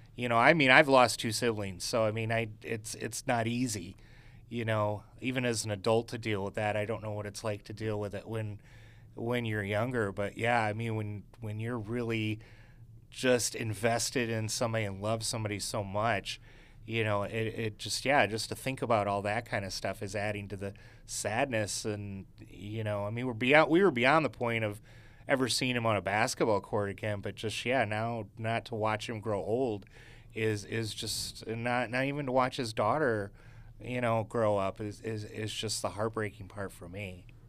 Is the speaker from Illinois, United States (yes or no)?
yes; Chicago, Illinois, United States; I was from Chicago